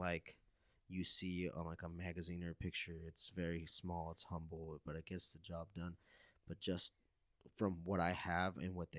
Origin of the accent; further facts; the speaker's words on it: United States; a lot of us, especially here, that since the majority of our youth, we grew up in the States, and we really missed out on that family aspect.